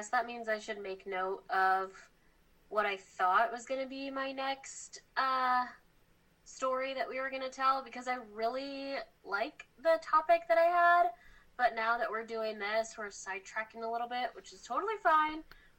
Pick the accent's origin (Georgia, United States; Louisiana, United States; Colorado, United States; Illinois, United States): Illinois, United States; Moline; I'm from Illinois. You're from Illinois? Yeah, born and bred.